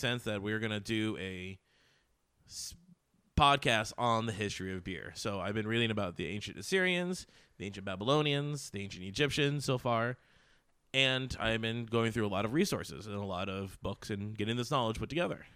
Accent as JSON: {"language": "English", "country": "United States", "accent": "American", "said": "my American accent"}